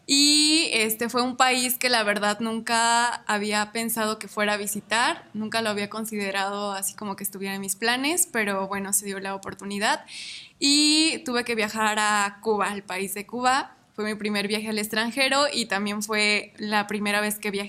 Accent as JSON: {"language": "Spanish", "town": "Ario de Rosales", "region": "Michoacán", "country": "Mexico", "tie": "born there", "lives_now": "Morelia, Mexico", "said": "nací en Ario de Rosales, actualmente vivo en la ciudad de Morelia."}